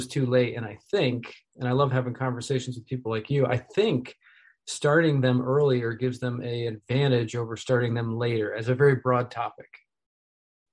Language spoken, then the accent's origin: English; New York, United States; I grew up in the Empire State, New York State